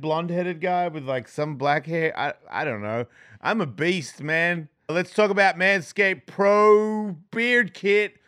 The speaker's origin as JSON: {"language": "English", "country": "Australia", "said": "I'm from Australia"}